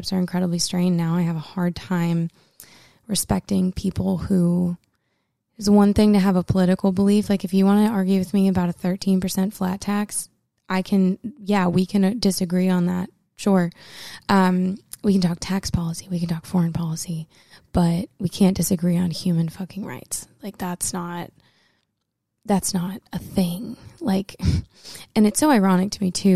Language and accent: English; the North, United States; also born or lived in Los Angeles; now in Nashville, United States; I grew up in the North, where all of our statues are for the good guys